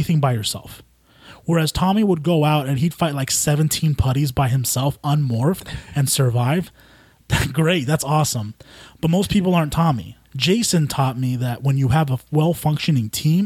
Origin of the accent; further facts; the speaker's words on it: Yuma, Arizona, United States; first language Spanish; English is a second language; also born or lived in California; And then we moved over to Yuma when I was like five